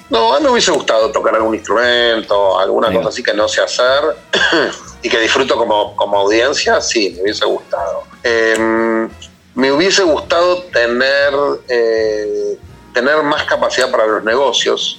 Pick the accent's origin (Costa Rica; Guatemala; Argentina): Argentina; los argentinos